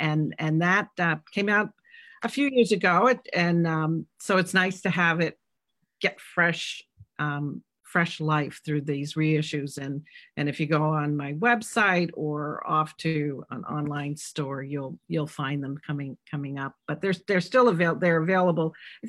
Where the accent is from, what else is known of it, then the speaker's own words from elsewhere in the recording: New England, United States; but it's kind of inspired by my hometown, which was in this, reservoir area, and it's a little town.